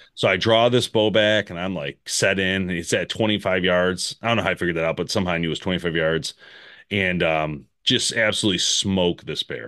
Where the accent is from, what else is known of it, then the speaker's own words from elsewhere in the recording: United States; I'm American